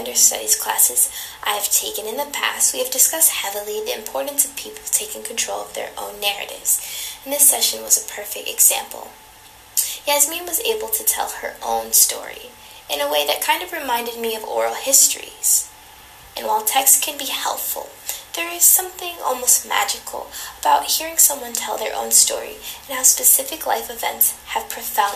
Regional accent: United States; being both born and raised in America

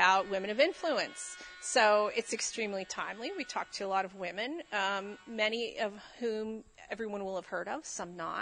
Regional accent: Fayette County, Pennsylvania, United States; I come from Fayette County, which is kind of known as the, like, armpit of Pennsylvania.

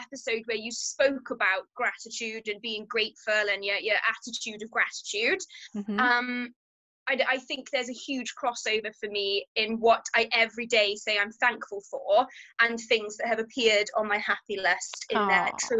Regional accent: England, United Kingdom; moved away as an adult; now in Wales, United Kingdom; I am English. I have been living in Wales probably about 10 years now. And I live out in the green, green valleys.

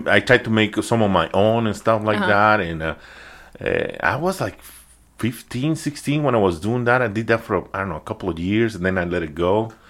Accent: Mexico; idea that I'm Mexican, but other than that, not exactly from which part of Mexico, because again, my accent is being all over the place.

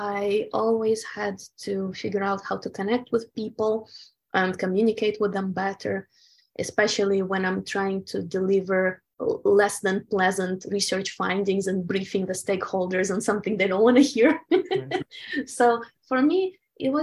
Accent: Ukraine; moved away; I was born in the Soviet Ukraine and we were very much conditioned by the communist culture

